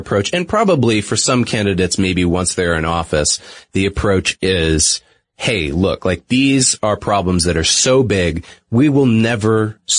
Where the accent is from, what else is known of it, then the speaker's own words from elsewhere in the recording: New England, United States; I'm from New England originally. Most people probably don't notice that because I tried not to affect my accent on the air. Whenever the word wicked is thrown into something, it might seep out a little bit here or there.